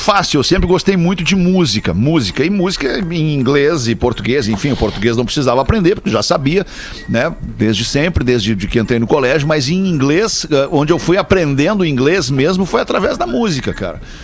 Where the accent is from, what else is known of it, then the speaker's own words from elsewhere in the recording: Brazil; eu sou do Brasil, falo português